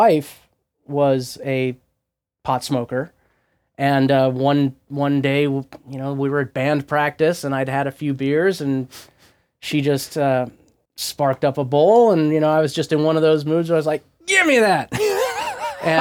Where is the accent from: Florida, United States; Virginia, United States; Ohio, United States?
Florida, United States; Southwest; now in Oregon, United States; I grew up in Southwest Florida